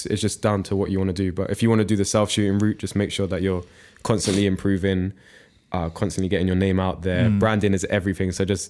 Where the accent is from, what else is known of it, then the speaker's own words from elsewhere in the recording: United Kingdom; I'd say I'm really British, so I'm used to Londoners. I know my way around London.